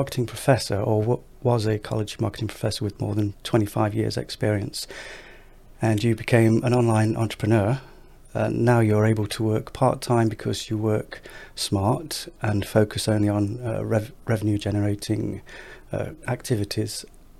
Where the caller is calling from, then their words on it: Nottingham, East Midlands, United Kingdom; I'm in Nottingham in the UK, Robin Hood country.